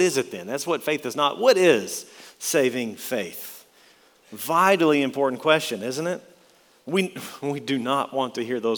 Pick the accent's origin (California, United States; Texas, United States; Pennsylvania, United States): Texas, United States; West; For most of my life, I grew up in West Texas